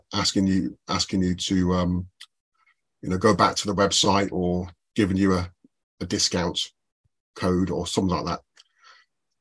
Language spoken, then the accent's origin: English; United Kingdom; I, being British